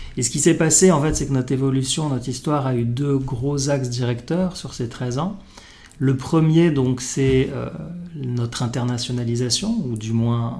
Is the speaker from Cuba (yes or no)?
no; Morocco; moved away as an adult; also born or lived in Paris, France; j'ai grandi au Maroc, comme toi